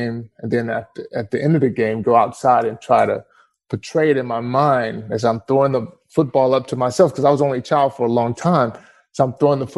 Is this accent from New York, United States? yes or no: no; East Texas, United States; also born or lived in Tyler, Texas / Dallas, Texas / Garland, Texas; I grew up in the country, East Texas.